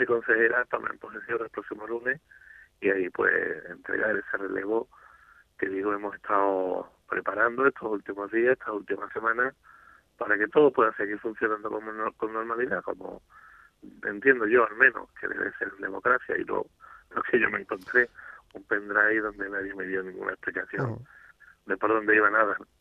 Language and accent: Spanish; Andalusia, Spain; como andaluz